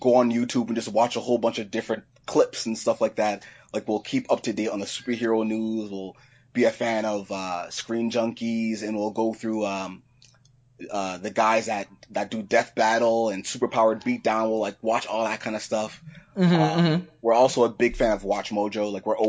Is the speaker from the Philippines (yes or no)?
no; Lowell, Massachusetts, United States; I'm from Lowell, Massachusetts